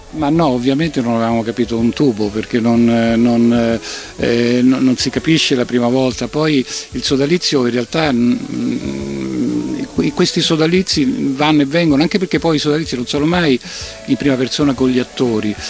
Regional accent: Rome, Lazio, Italy; noi siamo di Roma

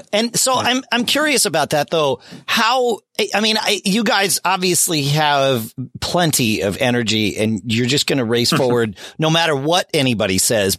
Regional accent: New York, United States; I grew up near New York.

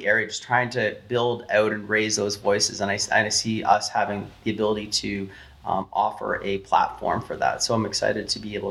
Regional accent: Canada; We're Canadian.

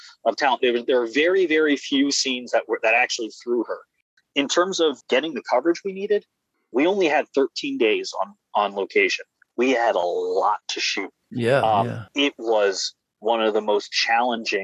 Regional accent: Silver Spring, Maryland, United States; now in Brooklyn, United States; I'm from Silver Spring, Maryland

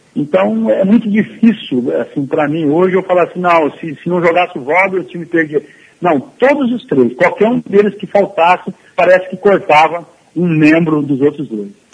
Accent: Monte Azul Paulista, São Paulo, Brazil; moved away as an adult; also born or lived in Mogi Mirim; a minha família estava em, em Monte Azul, na minha terra

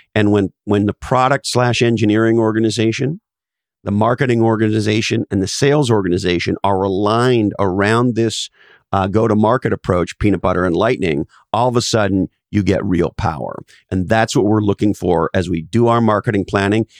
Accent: Canada; now in United States; I was originally born in Canada, and I'm now an American citizen

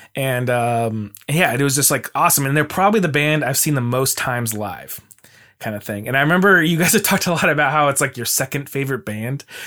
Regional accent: Mesa, Arizona, United States; now in Portland, United States; I grew up in Arizona in Mesa

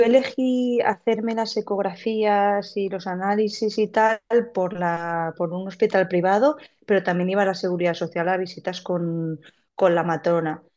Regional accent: Cheste, Valencian Community, Spain; moved away as an adult; now in Barcelona, Spain; soy de Valencia, de un pueblecito que se llama Cheste

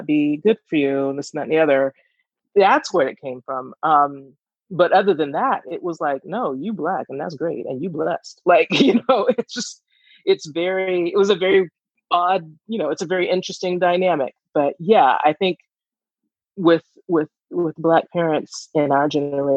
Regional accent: Georgia, United States; we're from Georgia

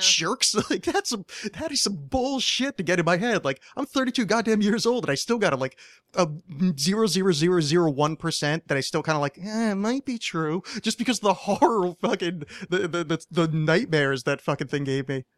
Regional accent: East Coast, United States; moved away; I was raised on the East Coast

